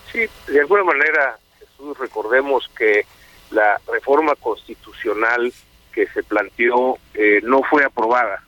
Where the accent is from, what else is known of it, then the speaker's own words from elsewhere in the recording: Mexico; como mexicanos